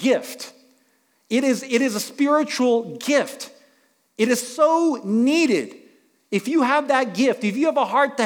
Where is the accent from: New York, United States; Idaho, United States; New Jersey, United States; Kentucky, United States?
New York, United States; New York City; I grew up in New York City